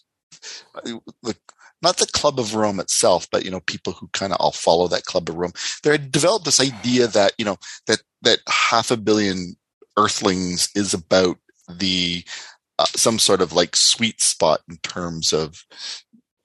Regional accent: Canada; moved away as an adult; I moved away from Canada for like 8 years and then came back

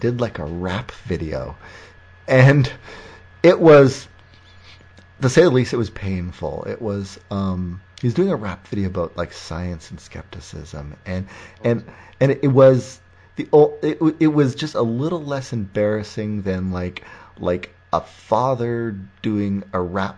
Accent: Windsor, Ontario, Canada; Windsor, my hometown

